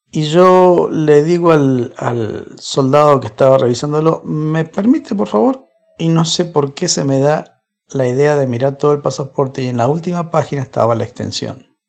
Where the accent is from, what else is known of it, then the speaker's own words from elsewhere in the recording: Argentina; also born or lived in Lima, Peru; nací eh, en Lima, Perú, me mudé a Argentina cuando tenía un año, me mudaron, soy argentino adoptivo.